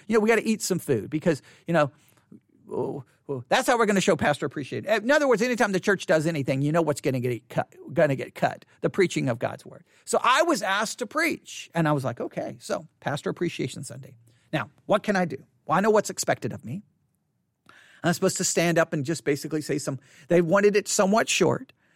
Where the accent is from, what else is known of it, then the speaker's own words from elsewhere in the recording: Buffalo Gap, Texas, United States; also born or lived in Abilene, Texas; Abilene is where I was born, but I grew up in Buffalo Gap